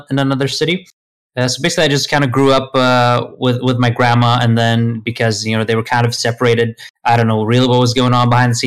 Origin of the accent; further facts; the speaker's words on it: Sweden; English is a second language; also born or lived in Lithuania / United Kingdom; I lived in Sweden pretty much since I was, 8 and a half or so, until my late teens when I finished school